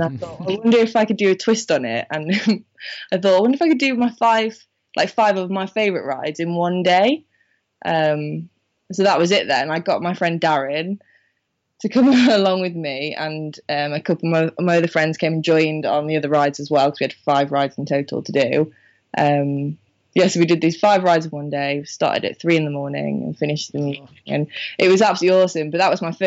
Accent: Minehead, South West England, United Kingdom; moved away; I'm from Minehead

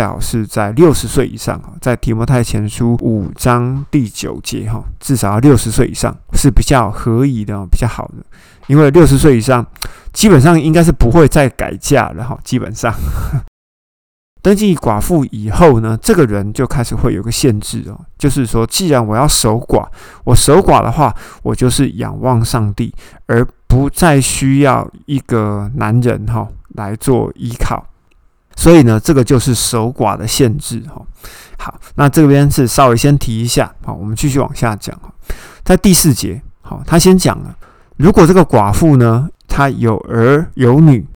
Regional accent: Taiwan; 那当然，我们台湾人会心里面会想说，嗯，啊，你谁啊？

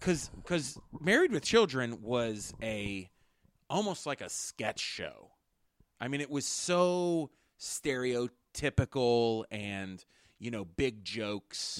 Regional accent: Pittsburgh, Pennsylvania, United States; we're from Pittsburgh. And if you know, like, I mean, we have Yinzers

